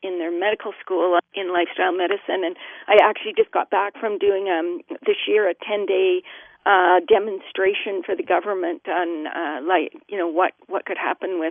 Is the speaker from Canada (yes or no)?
yes; Canada; I'm Canadian